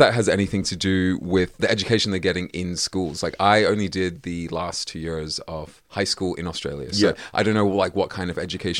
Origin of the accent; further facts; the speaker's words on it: South Africa; moved away; I grew up in South Africa